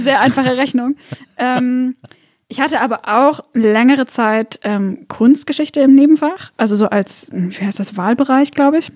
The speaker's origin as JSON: {"language": "German", "area": "Swabia", "region": "Baden-Württemberg", "country": "Germany", "said": "ich komme aus Schwabenland"}